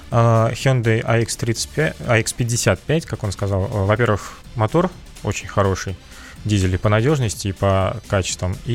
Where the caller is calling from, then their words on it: Kazan, Tatarstan, Russia; Здравствуйте, добрейшего вам утра. Я из Казани.